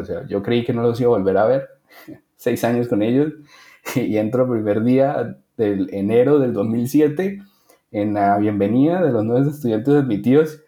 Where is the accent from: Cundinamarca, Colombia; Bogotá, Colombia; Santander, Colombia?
Santander, Colombia; Bucaramanga; de la ciudad de Bucaramanga, yo soy de Bucaramanga